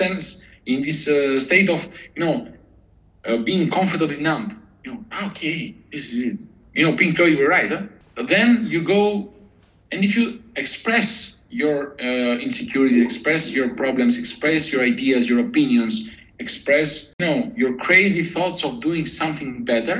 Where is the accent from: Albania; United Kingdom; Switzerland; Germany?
Albania; moved away; also born or lived in Athens, Greece; we're a tough country. We're hardworking people